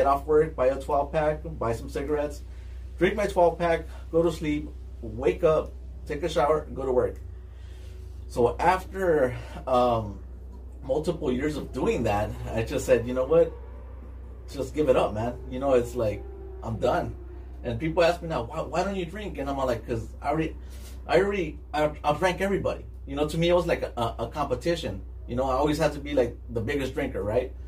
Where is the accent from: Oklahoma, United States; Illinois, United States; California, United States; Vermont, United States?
California, United States; East Los Angeles; I lived in City Terrace, and then we moved to by Olympic and Downey